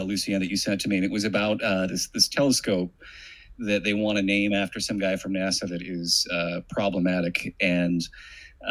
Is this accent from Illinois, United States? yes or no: yes; Chicago, Illinois, United States; I'm from Chicago